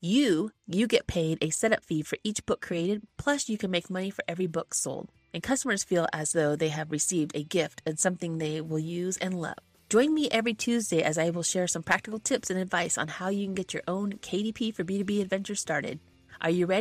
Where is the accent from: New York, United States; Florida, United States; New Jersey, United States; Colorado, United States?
Colorado, United States; I'm from Colorado.